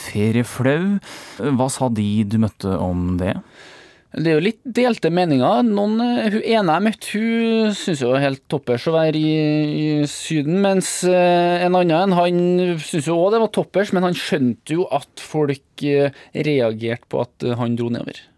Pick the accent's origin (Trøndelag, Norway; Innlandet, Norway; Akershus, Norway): Trøndelag, Norway; Jeg er jo trønder